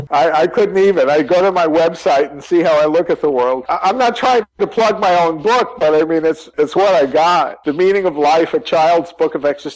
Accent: New York, United States; also born or lived in California / Texas; now in New Mexico, United States; I'm hardly a native Texan. I came here to work. I consider my home now in New Mexico. I was originally from New York, and I spent many years in California, Northern California.

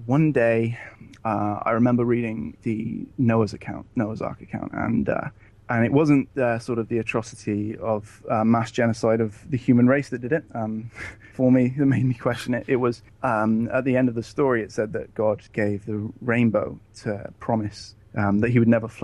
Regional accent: England, United Kingdom; I am from England, ex-Jehovah's Witness.

